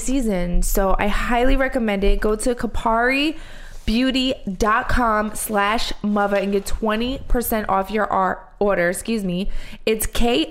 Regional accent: Philadelphia, Pennsylvania, United States; born or raised there; moved away

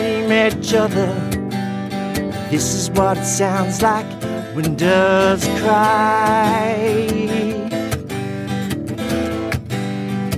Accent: Australia; our beautiful Australia

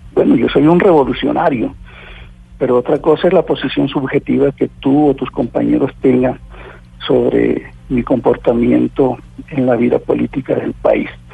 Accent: Colombia; aquí en mi país

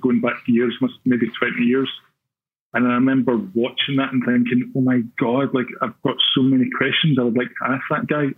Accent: Glasgow, Scotland, United Kingdom; growing up in Glasgow

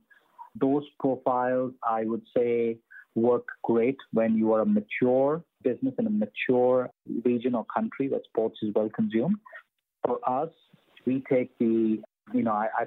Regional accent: India; when I was growing up in India

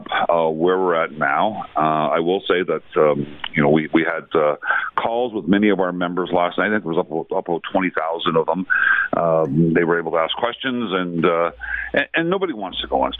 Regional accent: Vancouver, British Columbia, Canada; I'm from Vancouver.

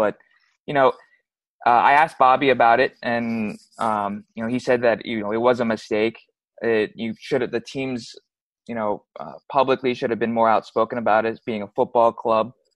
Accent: United States; being an American born here and raised here

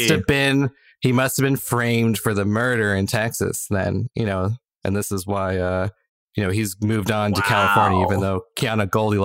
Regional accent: United Kingdom; as a Brit

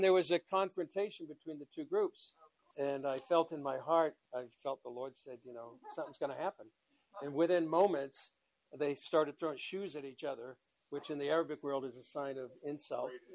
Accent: Boston, Massachusetts, United States; moved away as an adult; also born or lived in Ireland (ancestry); now in Israel; I'm from Boston

